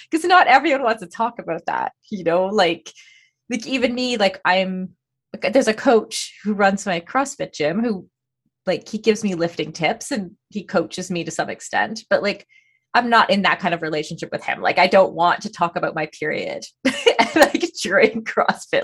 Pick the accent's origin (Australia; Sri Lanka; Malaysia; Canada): Canada; I'm Canadian